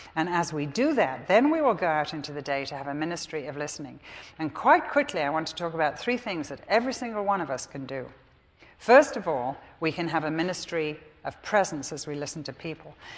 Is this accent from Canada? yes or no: no; England, United Kingdom; I'm English.